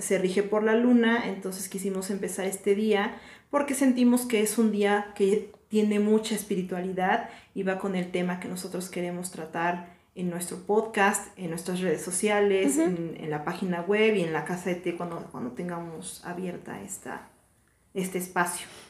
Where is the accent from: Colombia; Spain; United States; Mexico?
Mexico; somos de México